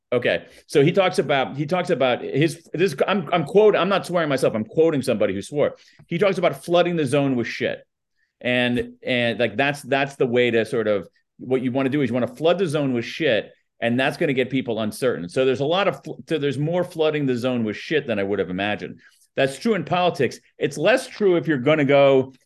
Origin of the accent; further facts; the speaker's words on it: United States; accent: American newscaster flat accent; my American accent, my my my my my American newscaster flat accent